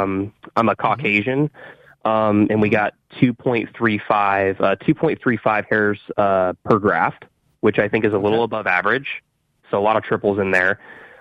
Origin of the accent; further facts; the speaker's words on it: Ohio, United States; I'm actually from Ohio.